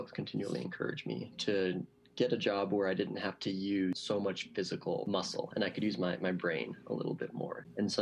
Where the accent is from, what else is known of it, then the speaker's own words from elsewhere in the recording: Reno, Nevada, United States; moved away as an adult; also born or lived in Southern California / San Francisco / Seattle; I grew up here in Reno, south of Reno in Washoe Valley